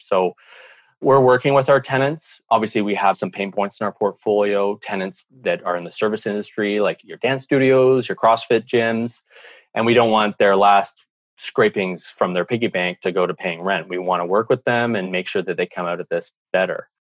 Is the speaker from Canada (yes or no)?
yes; Canada; in Canada, with our climate